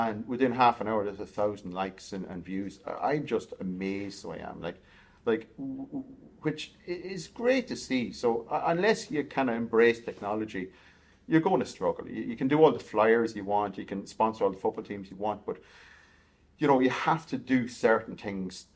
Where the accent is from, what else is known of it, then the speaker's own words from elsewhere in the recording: Kells, Leinster, Ireland; moved away; also born or lived in Galway / Edinburgh; I'm from Kells in County Meath, so farming background initially.